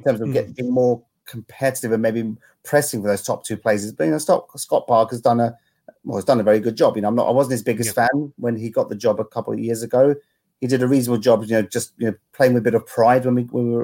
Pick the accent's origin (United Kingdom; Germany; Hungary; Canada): United Kingdom; London; was brought up literally between the two grounds, 10 minutes walk between Fulham Stadium and 10 minututes away from Stamford Bridge.